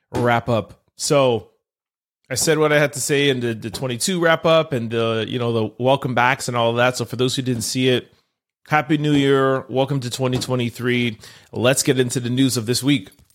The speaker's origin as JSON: {"language": "English", "town": "Montreal", "region": "Quebec", "country": "Canada", "said": "I'm from Montreal"}